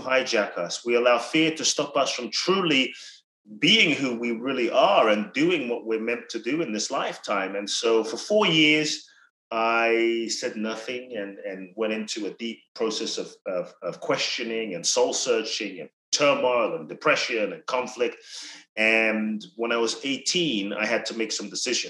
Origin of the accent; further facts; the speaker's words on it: London, United Kingdom; moved away as an adult; also born or lived in Ghana; now in United States; I grew up in London from 3 to 18